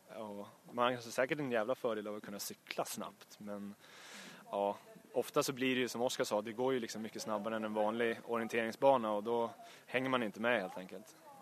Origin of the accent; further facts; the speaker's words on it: Uppsala, Uppsala County, Sweden; jag är från platta Uppsala